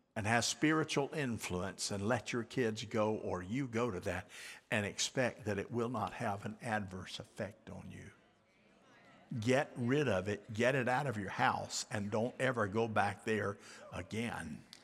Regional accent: United States; I'm from Polk County

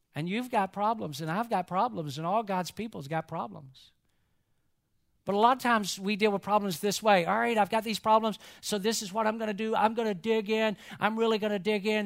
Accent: Atlanta, Georgia, United States; growing up in Atlanta, I am a huge Georgia Bulldog

